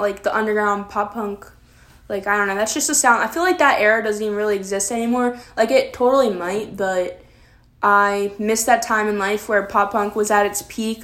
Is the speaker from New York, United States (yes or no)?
no; Maryland, United States; We're both from Maryland. I've lived in this house that I'm filming in my whole entire life